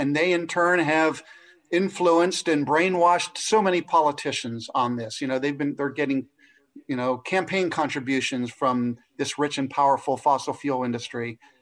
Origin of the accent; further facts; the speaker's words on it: Cincinnati, Ohio, United States; I'm from Cincinnati, Ohio